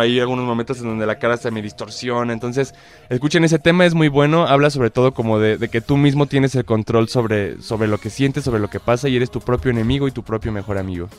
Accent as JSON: {"language": "Spanish", "country": "Mexico", "said": "yo como mexicano"}